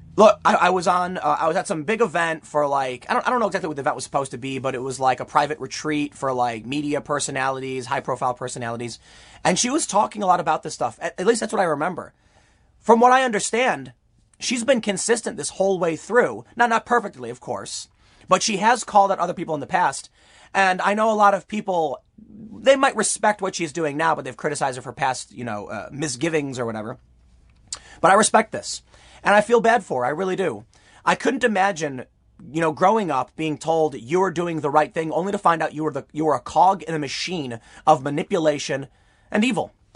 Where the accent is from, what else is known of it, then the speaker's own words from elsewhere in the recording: Chicago, Illinois, United States; I did grow up in Chicago